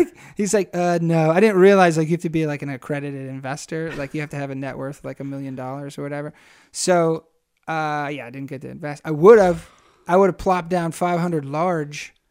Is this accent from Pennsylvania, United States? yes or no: yes; Harrisburg, Pennsylvania, United States; moved away as an adult; also born or lived in Rochester, New York / Queens, New York City; I grew up in Harrisburg